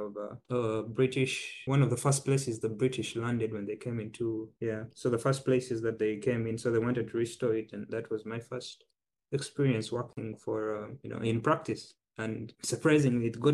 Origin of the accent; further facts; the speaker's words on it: South Sudan; now in Ningbo, China; I'm from South Sudan